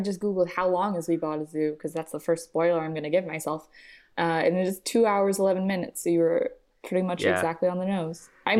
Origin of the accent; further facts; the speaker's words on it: Maryland, United States; I think I grew up in the best possible zoo zone, or like zoo aquarium zone, because I grew up in Maryland, and so I was like right outside DC